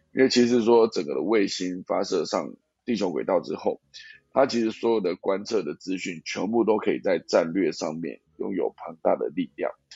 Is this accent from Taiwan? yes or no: yes; Taiwan; 因为我是台湾人，那我在住在台湾这个地方